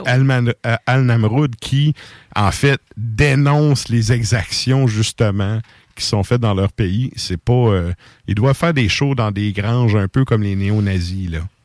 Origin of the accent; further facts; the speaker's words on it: Bas-Saint-Laurent, Quebec, Canada; je viens du bas du fleuve